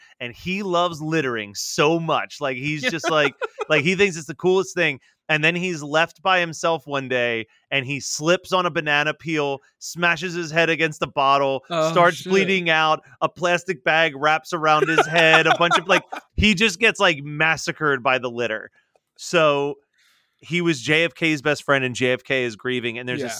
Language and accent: English; South Africa; It was never screened in my home country of South Africa, so I had no idea of the level of popularity and following that the series had.